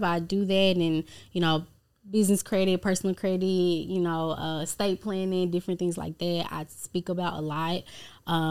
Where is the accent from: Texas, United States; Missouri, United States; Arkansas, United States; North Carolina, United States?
Texas, United States; Dallas; I'm from Dallas, Texas. Well, South Dallas, Texas. Born and raised.